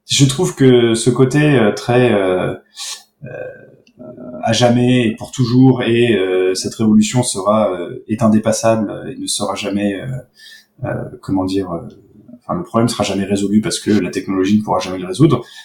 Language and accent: French; France; chez nous en France